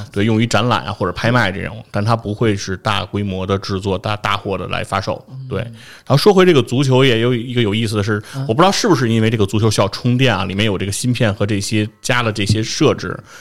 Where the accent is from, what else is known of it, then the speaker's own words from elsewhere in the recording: China; 作为中国人